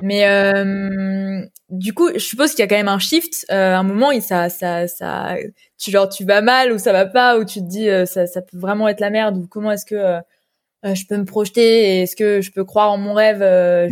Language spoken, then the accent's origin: French; near Toulon, Provence-Alpes-Côte d'Azur, France; moved away; je viens d'à côté de Toulon